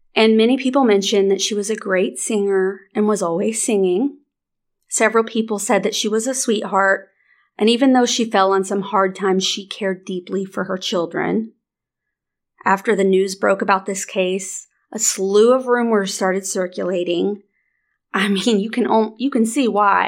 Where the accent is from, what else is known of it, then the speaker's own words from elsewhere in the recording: near the Missouri border, Arkansas, United States; moved away; grew up, like, thirty minutes from the Missouri b-, border